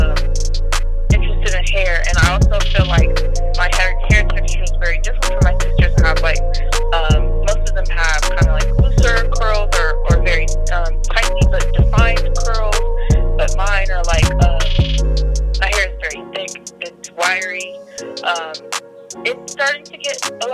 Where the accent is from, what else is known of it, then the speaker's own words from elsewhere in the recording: Columbus, United States; also born or lived in South Carolina; I pretty much grew up in Columbus. I was born and from South Carolina